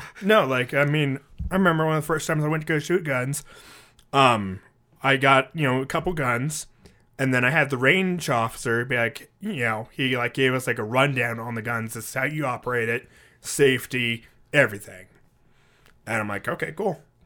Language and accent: English; United States; I'm American